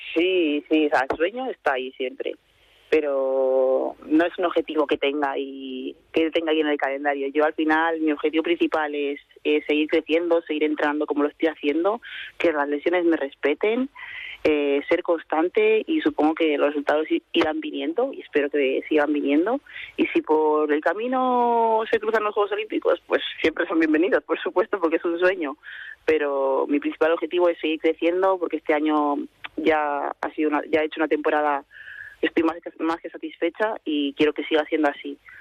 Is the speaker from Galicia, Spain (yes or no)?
no; Castro Urdiales, Cantabria, Spain; moved away as an adult; also born or lived in Madrid / Brussels; now in Santander, Spain; me fui a Castro y ahí es donde me he criado, donde he crecido